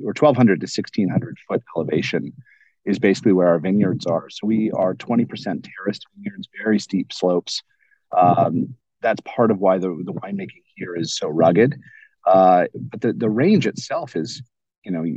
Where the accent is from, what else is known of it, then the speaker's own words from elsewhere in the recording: California, United States; as a Californian